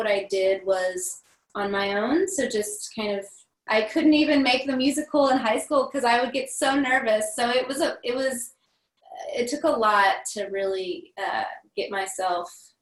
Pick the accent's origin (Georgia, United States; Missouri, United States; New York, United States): Missouri, United States; Cape Girardeau; I grew up in Cape Girardeau